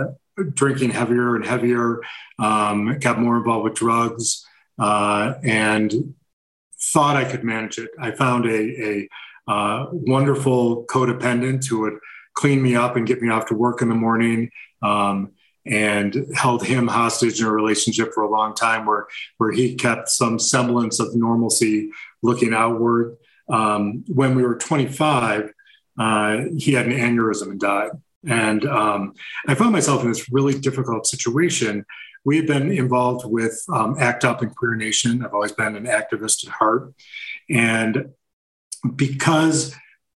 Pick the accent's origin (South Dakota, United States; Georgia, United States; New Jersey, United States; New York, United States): New York, United States; Buffalo; I grew up in Buffalo, New York